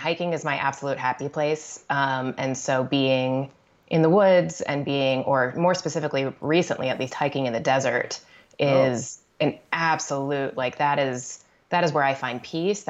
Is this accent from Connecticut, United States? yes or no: yes; Connecticut, United States; moved away; also born or lived in Brooklyn, New York; growing up in Connecticut